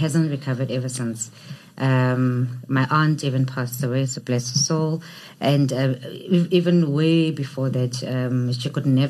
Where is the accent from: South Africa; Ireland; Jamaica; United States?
South Africa; East London, Eastern Cape; moved away as an adult; also born or lived in Mdantsane; I grew up in East London. Small coastal town that could really do with some developments, because recently it's not looking like it was during our childhood years.